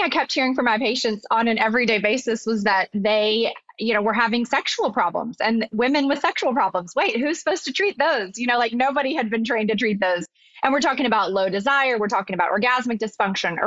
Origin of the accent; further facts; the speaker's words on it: Arkansas, United States; So I'm originally from Arkansas